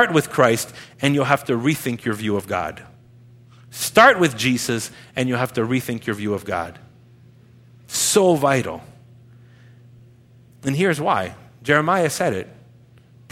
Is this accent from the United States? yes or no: no; Montreal, Quebec, Canada; I'm a nobody from Montreal